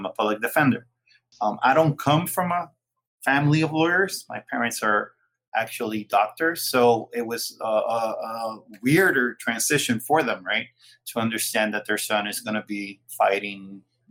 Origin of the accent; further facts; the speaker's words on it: Ponce, Puerto Rico; also born or lived in Boston, United States; I am from Puerto Rico. I'm from the South Ponce, Puerto Rico, which is the second largest city in Puerto Rico.